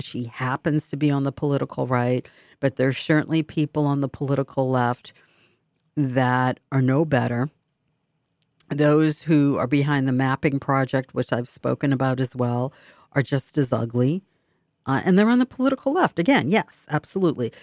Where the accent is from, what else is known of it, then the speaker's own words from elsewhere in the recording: Boston, Massachusetts, United States; accent: Boston; this is my Boston accent. It's so funny because sometimes I speak, you don't hear a hint of a tra-, or trace of an accent.